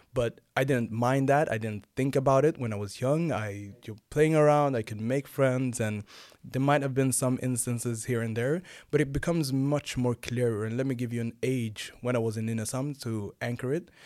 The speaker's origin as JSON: {"language": "English", "country": "Sweden", "tie": "born or raised there", "also_born_or_lived": "Nynäshamn", "said": "I'm born and raised here in Sweden. I have origins from Rwanda and Uganda."}